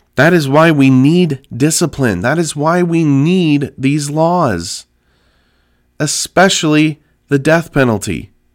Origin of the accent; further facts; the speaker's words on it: California, United States; my home state of California